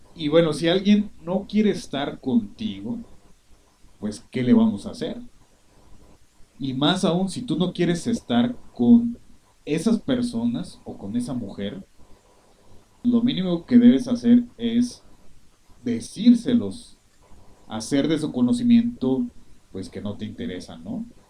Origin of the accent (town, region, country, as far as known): Mexico